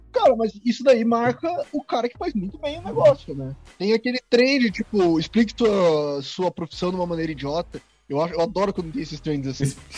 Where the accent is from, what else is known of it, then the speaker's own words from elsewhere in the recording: Curitiba, Paraná, Brazil; tenho 28 anos, sou de Curitiba